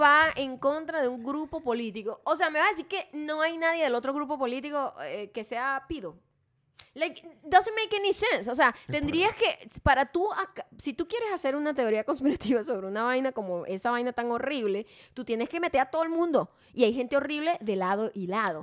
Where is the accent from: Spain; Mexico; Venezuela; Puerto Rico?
Venezuela; yo vengo de Venezuela